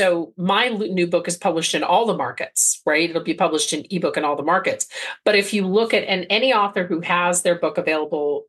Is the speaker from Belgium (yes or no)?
yes; Belgium; now in United States; I grew up in Belgium and, you know, I speak the language fluently.